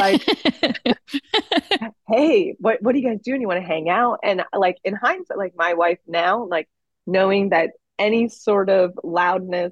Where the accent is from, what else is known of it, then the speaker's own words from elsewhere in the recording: Florida, United States; now in Los Angeles, United States; I grew up in Florida.